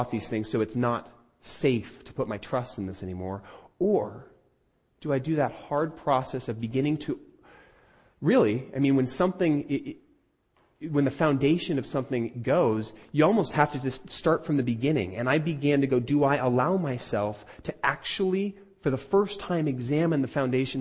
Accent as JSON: {"language": "English", "country": "United States", "said": "I'm an American"}